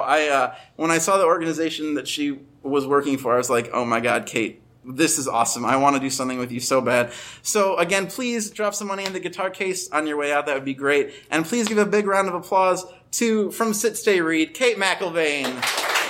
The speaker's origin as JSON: {"language": "English", "town": "Chicago", "region": "Illinois", "country": "United States", "said": "I come from Chicago"}